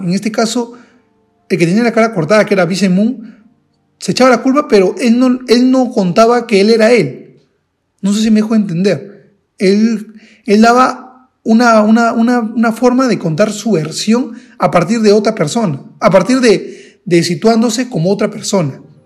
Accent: Peru; yo soy de Perú

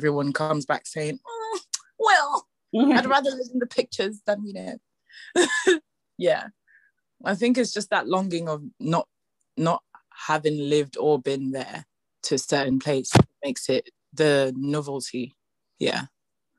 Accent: Nigeria; moved away as an adult; now in London, United Kingdom; living on and growing up in Nigeria

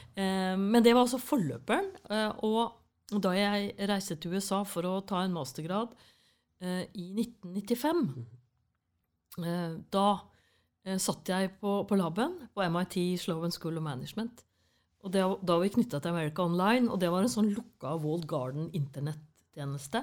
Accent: Fredrikstad, Østfold, Norway; accent: Fredrikstad dialect; moved away; Jeg er fra Kråkerøy. Det er en øy Eh, på vei til Hvaler.

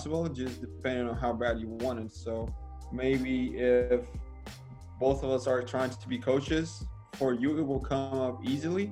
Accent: Siberia, Russia; moved away as an adult; also born or lived in Moscow / St. Petersburg / China / Miami; Siberia, my hometown

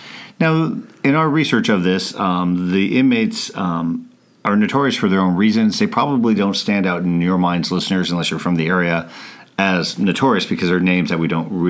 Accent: Montana, United States; my home state of Montana

